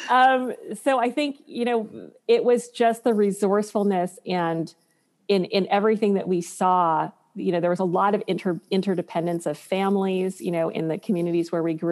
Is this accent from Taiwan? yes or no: yes; Taiwan; also born or lived in Beijing; Like when we were growing up in Taiwan, there were like night markets. We lived in Beijing when it was still under the communist regime.